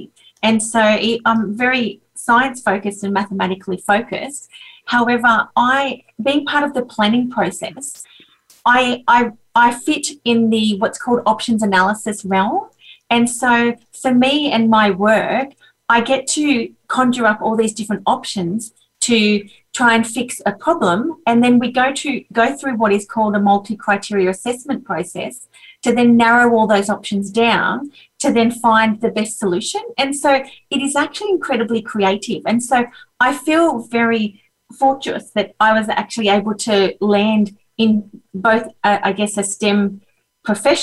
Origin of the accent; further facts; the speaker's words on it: Australia; I'm Australian and I'm a civil engineer.